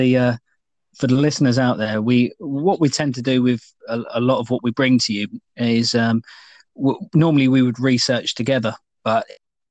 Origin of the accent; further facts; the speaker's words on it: United Kingdom; we're British